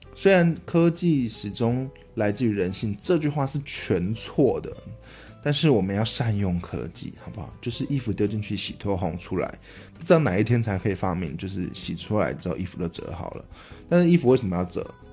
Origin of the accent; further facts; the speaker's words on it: Taiwan; accent: Taiwanese accent; 身为一个台湾人